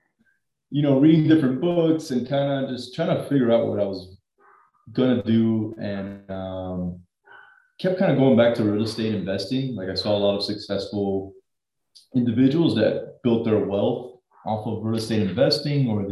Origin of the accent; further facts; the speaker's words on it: Miami, Florida, United States; born and raised in South Florida, good old Miami